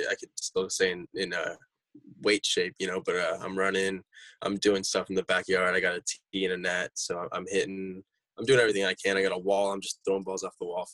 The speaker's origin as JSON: {"language": "English", "town": "Chino Hills", "region": "California", "country": "United States", "said": "we're all from Chino Hills"}